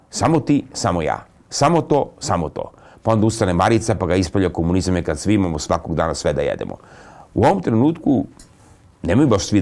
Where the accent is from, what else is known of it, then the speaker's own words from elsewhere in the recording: Serbia; Kroz našu istoriju kao Srbi mi smo dostizali ogromne neslučajne vesine.